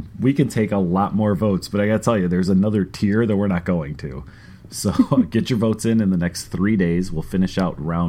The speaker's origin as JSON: {"language": "English", "town": "Chicago", "region": "Illinois", "country": "United States", "said": "we're from Chicago"}